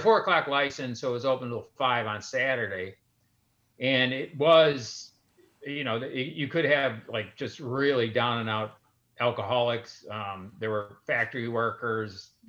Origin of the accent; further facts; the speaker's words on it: Chicago, Illinois, United States; I grew up in Central Austin on Chicago Avenue, and I grew up in a street called Menard